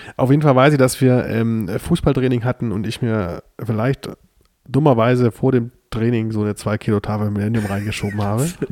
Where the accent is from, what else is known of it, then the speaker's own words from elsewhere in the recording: near Stuttgart, Baden-Württemberg, Germany; moved away; ich komme ja aus der Nähe von Stuttgart